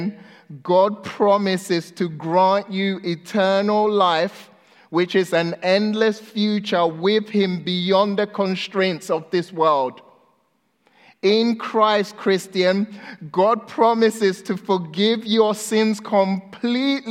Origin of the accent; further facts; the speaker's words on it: Ghana; I was born in Ghana, West Africa. When I was 2 years old, my mom left Ghana because she got a visa to the UK and moved there. And so I was left with my grandma.